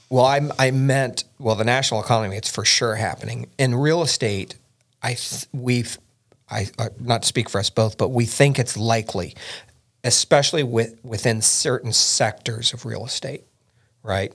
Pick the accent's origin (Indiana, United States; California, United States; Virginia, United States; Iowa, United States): Indiana, United States; We're both from Indiana, born and bred